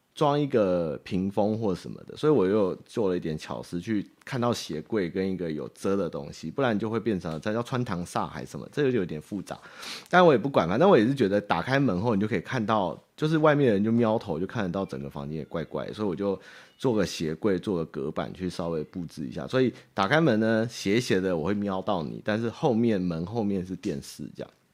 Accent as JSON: {"language": "Chinese", "region": "Taipei", "country": "Taiwan", "tie": "born or raised there", "said": "台北小孩哦， 比较有这个，怎么说，爬楼梯的心得。哦，我从小就是爬楼梯长大哦"}